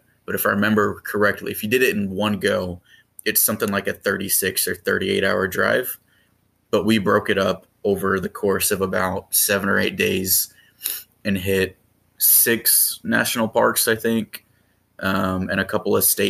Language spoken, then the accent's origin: English; Sacramento, California, United States; That's correct. I went to Christian Brothers High School for people from the area, around the area that are familiar with the schools here.